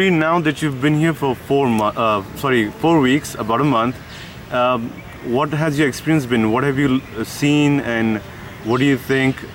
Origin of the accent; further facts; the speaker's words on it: Turkey; Uh, I am from Turkey.